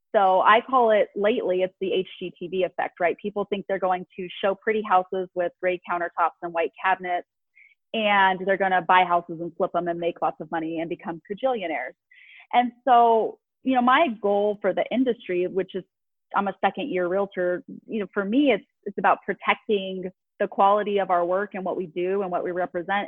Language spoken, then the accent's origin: English; Las Vegas, Nevada, United States; Born and raised in Vegas